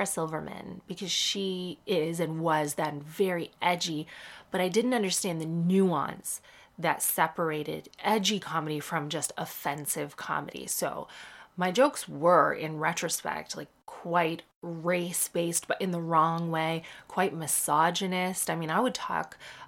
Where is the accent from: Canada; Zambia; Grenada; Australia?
Canada; moved away as an adult; now in United Kingdom; I was born in Canada. I'm Canadian. I grew up in Canada, but my dad lived in Cork until he was 30 years old